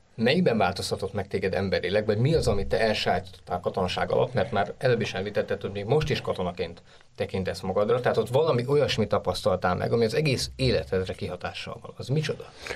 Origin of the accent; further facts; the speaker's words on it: Budapest, Hungary; Én arra felé nőttem fel